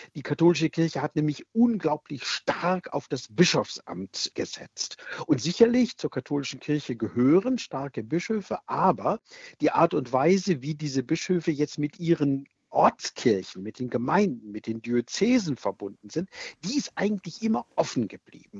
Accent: Germany; Bei uns in Deutschland

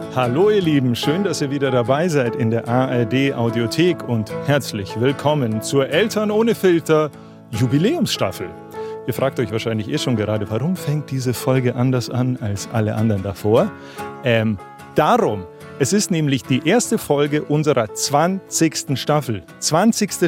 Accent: Memmingen, Bavaria, Germany; moved away; Ich bin gerade in Memmingen im Allgäu, das ist meine Heimatstadt. Hier bin ich zwar nicht geboren, aber aufgewachsen

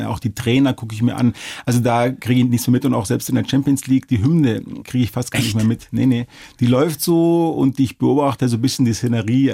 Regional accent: Munich, Bavaria, Germany; also born or lived in Regensburg; bin ja geboren, aufgewachsen und ich fühle mich auch hier sehr wohl

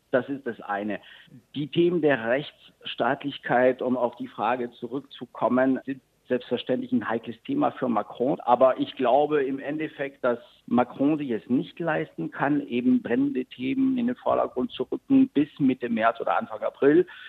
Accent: France; als Franzose

